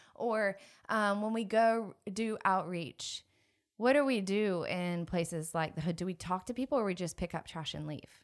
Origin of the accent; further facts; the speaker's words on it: Atlanta, Georgia, United States; I grew up in Atlanta